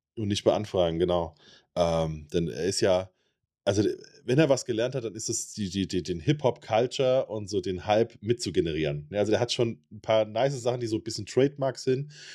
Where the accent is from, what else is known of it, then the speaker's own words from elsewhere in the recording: Germany; bei uns in Deutschland